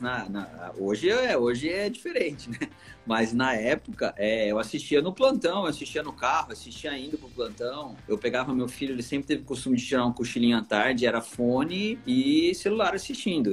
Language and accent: Portuguese; Taubaté, São Paulo, Brazil; moved away as an adult; also born or lived in Rio de Janeiro / Miami, United States; now in Campo Grande, Brazil; eu sou de São Paulo, interior de São Paulo, sou de Taubaté